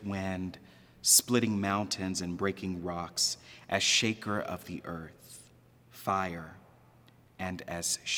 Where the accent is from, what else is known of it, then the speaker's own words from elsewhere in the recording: Texas, United States; growing up in Texas, we called it Baal.